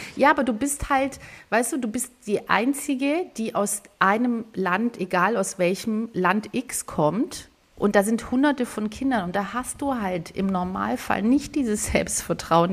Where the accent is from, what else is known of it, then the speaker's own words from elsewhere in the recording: Swabia, Baden-Württemberg, Germany; also born or lived in Greece (ancestry); now in Hamburg, Germany; das schwäbische Essen natürlich, weil ich bin da groß geworden